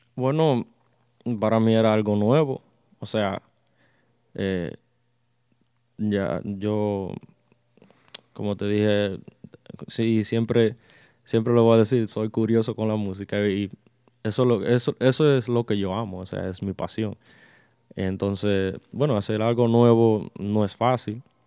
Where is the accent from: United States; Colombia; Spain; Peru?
United States; Lindenhurst, New York; yo soy de Long Island, eh, Suffolk County. Si conocen Suffolk County, un pueblo llamado Lindenhurst, soy de allá. Eh, eso es cerca de Copec, que muchas personas conocen más. Eh, eh, toda mi vida he vivido allá y eh, aún sigo viviendo allá